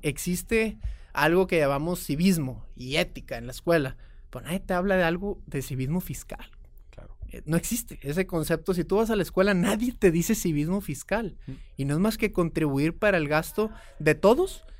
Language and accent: Spanish; Mexico; also born or lived in Austin, Texas / Houston, Texas; Como todo mexicano, de hombre de familia